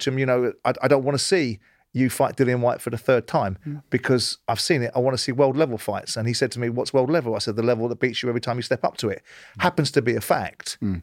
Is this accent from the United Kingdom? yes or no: yes; London, United Kingdom; moved away; I grew up in South London